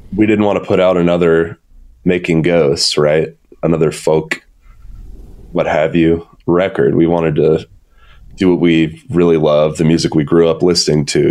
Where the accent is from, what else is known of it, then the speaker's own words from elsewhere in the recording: Atlanta, Georgia, United States; also born or lived in Athens, Georgia; I'm born and raised in Atlanta, still here today